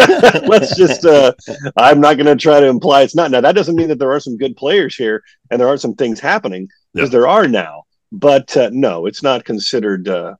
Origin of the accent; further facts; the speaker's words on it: Missouri Valley, Iowa, United States; now in Omaha, United States; I am from a little town right outside of Omaha in Iowa called Missouri Valley.